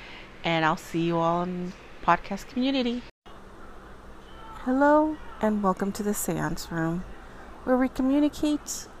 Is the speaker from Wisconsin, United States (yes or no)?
no; Los Angeles, California, United States; I am from LA. Born and raised in California, Southern California to be exact.